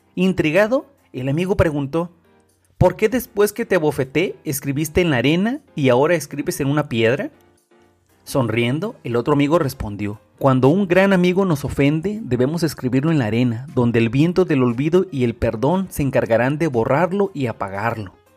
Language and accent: Spanish; Mexico